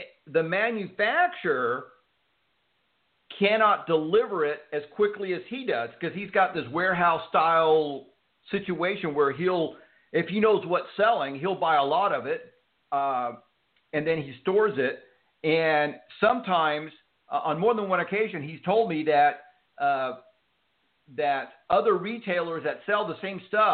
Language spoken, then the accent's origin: English; Houston, Texas, United States; I grew up in Houston, Texas